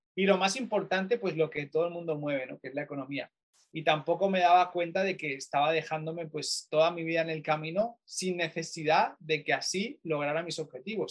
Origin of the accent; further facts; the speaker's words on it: Barcelona, Catalonia, Spain; moved away as an adult; now in Manchester, United Kingdom; yo soy español, eh, concretamente de Barcelona